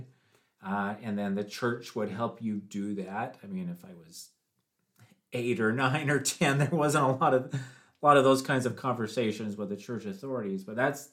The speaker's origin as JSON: {"language": "English", "region": "Washington", "country": "United States", "tie": "born or raised there", "also_born_or_lived": "Tennessee", "moved": "as an adult", "said": "When I turned 19, I moved from Washington State to Tennessee"}